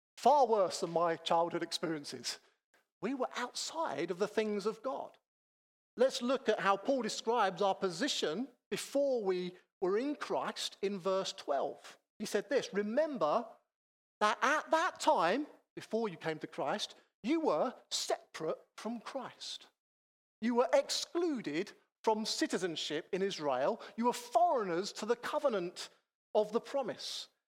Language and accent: English; Chatham, South East England, United Kingdom; also born or lived in Manchester; I grew up in Chatham in North Kent, not too many miles from here, but I wasn't born in Kent. I'm a Mancunian.